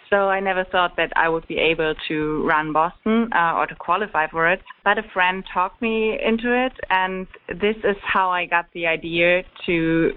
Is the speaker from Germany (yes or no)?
yes; Germany; English is a second language; moved away as an adult; now in Atlanta, United States; I'm from Germany, like you might have noticed from my accent